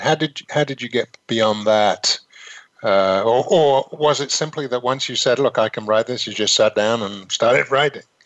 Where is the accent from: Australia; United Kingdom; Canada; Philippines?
United Kingdom; moved away; I was raised in Britain